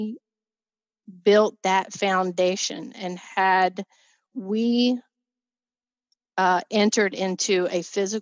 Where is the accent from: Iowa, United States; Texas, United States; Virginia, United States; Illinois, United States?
Virginia, United States; moved away as an adult; now in Pennsylvania, United States; We were from Virginia, or I was from Virginia.